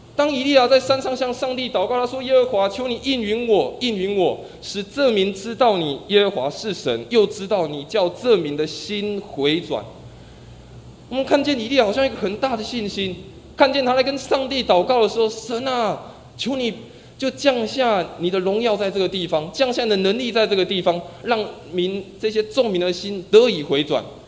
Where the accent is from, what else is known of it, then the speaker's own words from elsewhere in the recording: Taiwan; 生活在台湾的我们